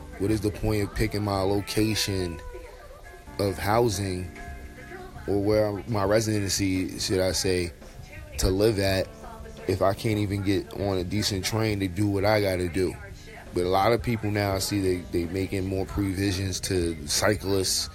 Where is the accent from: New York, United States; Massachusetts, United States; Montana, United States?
New York, United States; New York City; as a New Yorker